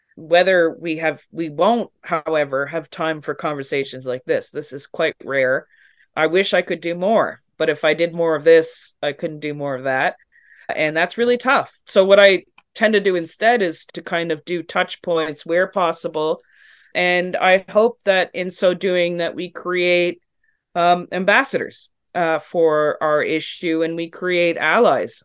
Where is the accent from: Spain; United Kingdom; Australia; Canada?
Canada